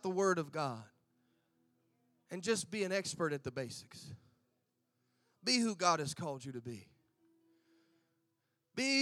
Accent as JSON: {"language": "English", "country": "United States", "moved": "as an adult", "lives_now": "Gold Coast, Australia", "said": "I'm American in Australia"}